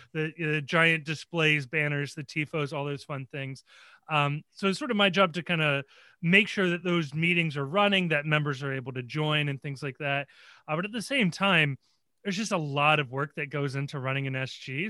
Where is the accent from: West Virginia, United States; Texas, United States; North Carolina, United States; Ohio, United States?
Ohio, United States; Cincinnati; born and raised in Cincinnati. I actually went to college in Cincinnati